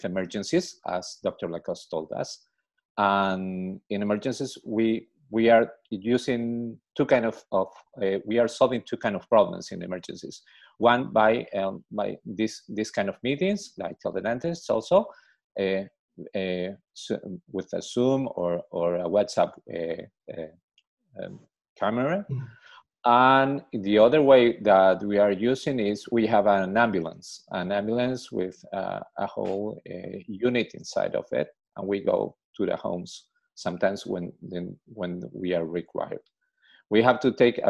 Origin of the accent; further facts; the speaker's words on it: Lima, Peru; I'm from Lima, from Peru.